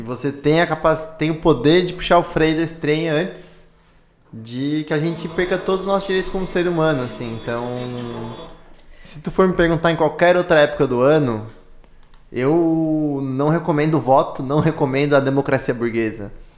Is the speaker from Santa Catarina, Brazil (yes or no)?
yes; Criciúma, Santa Catarina, Brazil; moved away; eu sou de Criciúma